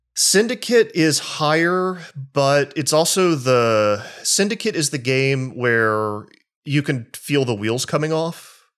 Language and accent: English; the South, United States; I grew up in the South, um, in communities where Christians were very, uh, unkind and oppressive.